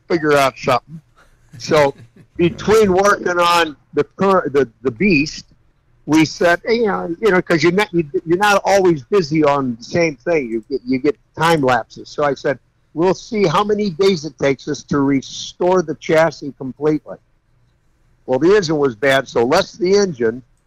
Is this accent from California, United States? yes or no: yes; California, United States; I'm from California